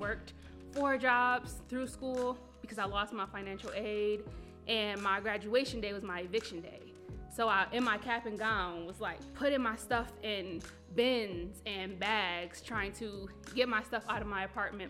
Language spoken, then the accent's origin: English; Buffalo, New York, United States; I am born and raised in Buffalo on the east side